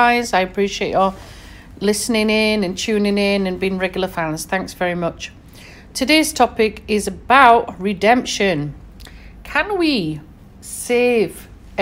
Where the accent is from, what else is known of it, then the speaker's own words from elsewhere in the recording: Sheffield, Yorkshire and the Humber, United Kingdom; born and raised in Sheffield in England